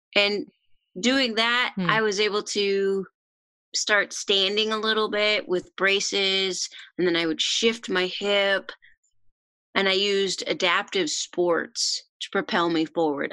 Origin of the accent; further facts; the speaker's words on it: Oregon, United States; moved away as an adult; I am originally from Oregon